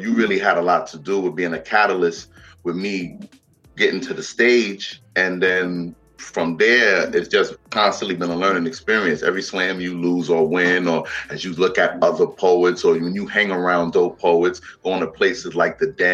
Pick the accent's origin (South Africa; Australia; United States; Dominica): United States; New York City, New York; me growing up in the Bronx